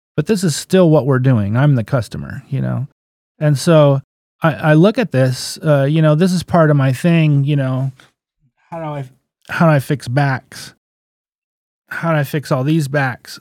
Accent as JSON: {"language": "English", "town": "Crescent City", "region": "California", "country": "United States", "tie": "born or raised there", "also_born_or_lived": "Garberville, California / Alderpoint, California", "said": "I was born in Garberville. When I was 10, I moved to Crescent City. So I'm a local boy"}